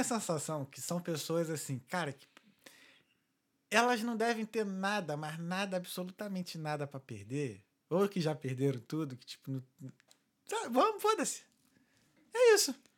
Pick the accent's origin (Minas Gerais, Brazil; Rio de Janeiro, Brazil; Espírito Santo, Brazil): Rio de Janeiro, Brazil; now in Ireland; A gente é do Rio